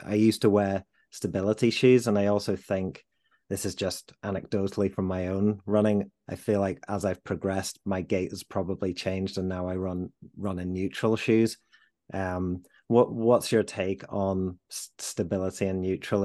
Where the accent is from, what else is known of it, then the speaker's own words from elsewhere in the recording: Leeds, Yorkshire and the Humber, United Kingdom; I'm a Leeds lad. Um, I was, uh, born and bred in Leeds